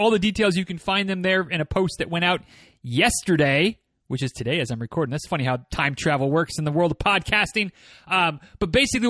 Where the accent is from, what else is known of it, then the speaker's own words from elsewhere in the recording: Michigan, United States; moved away as an adult; I'm from the North, grew up in northern Michigan, spent 18 winters there before I'd had enough and said, I'm going to go to college in Florida